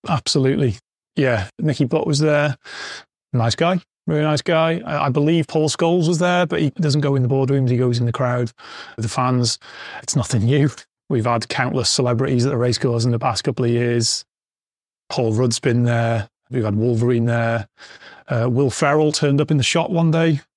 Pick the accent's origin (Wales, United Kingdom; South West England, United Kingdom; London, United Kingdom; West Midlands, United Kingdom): Wales, United Kingdom; Wrexham; I'm a Wrexham fan, Wrexham born and bred, working at my hometown club's a, a dream